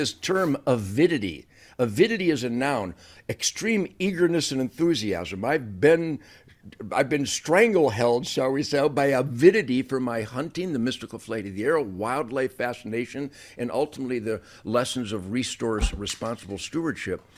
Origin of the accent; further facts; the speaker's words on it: Detroit, Michigan, United States; I was born on the Rouge River Uh, in Detroit